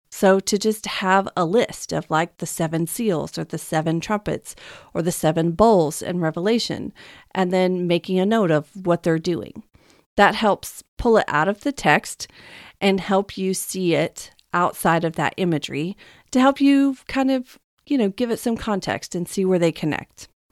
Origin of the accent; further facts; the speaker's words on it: Texas, United States; now in West Coast, United States; I'm from Texas